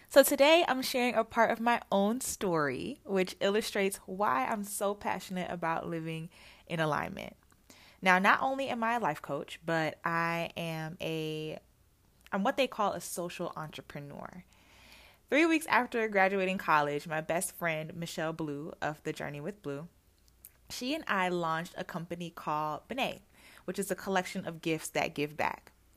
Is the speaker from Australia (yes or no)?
no; Jamaica; now in United States; I am originally from Jamaica